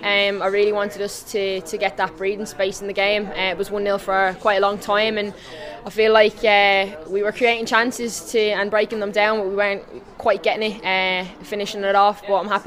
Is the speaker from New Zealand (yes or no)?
no; Dublin, Leinster, Ireland; So now I'm obviously delighted to be able to score tonight in my hometown